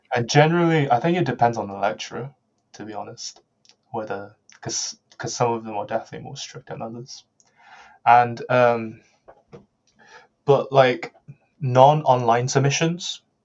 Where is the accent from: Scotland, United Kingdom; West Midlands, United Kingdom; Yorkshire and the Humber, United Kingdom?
West Midlands, United Kingdom; Birmingham; I'm from Birmingham